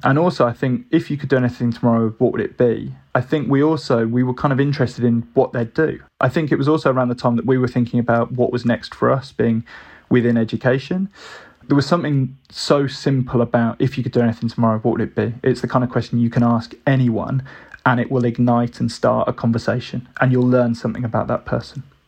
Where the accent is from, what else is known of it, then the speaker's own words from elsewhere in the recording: Birmingham, West Midlands, United Kingdom; moved away as an adult; also born or lived in Brighton; growing up in Birmingham